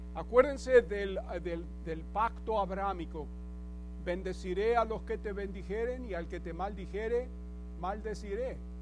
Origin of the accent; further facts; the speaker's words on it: Buenos Aires, Argentina; moved away; Yo me acuerdo cuando íbamos a la iglesia ortodoxa de pequeño en Buenos Aires